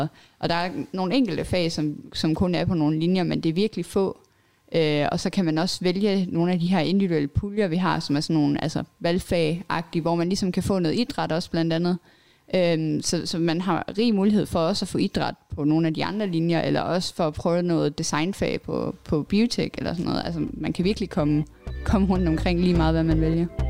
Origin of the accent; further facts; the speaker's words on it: Billund, Southern Denmark, Denmark; also born or lived in Lolland; jeg kommer fra Bilund